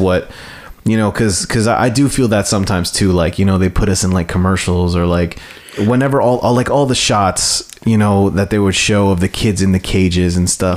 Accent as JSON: {"language": "English", "country": "United States", "tie": "born or raised there", "said": "me being someone who was born here and who was born as, Amer- as American and growing up, growing up as an American"}